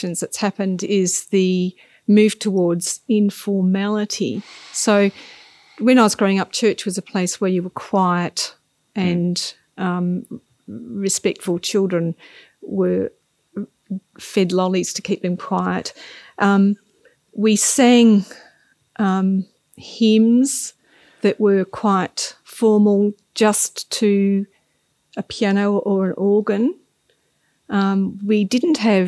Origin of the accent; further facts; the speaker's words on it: Australia; now in Melbourne, Australia; I grew up in the country in a rural Methodist church.